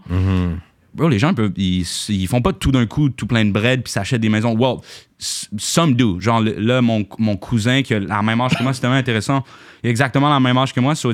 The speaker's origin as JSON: {"language": "French", "region": "Quebec", "country": "Canada", "tie": "born or raised there", "said": "J'ai grandi dans l'Ouest Island"}